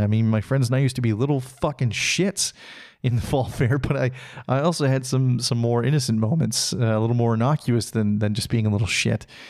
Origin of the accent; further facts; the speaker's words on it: Salmon Arm, British Columbia, Canada; moved away; my hometown of Salmonor, British Columbia